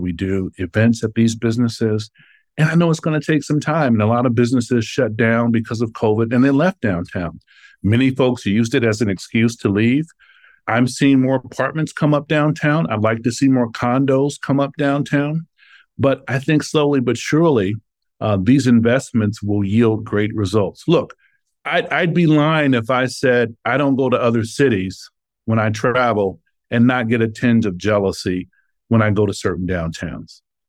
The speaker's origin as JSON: {"language": "English", "town": "Indianapolis", "region": "Indiana", "country": "United States", "tie": "born or raised there", "said": "Yeah, the great Manual on the South Side. I actually went to junior high and high school on the South Side."}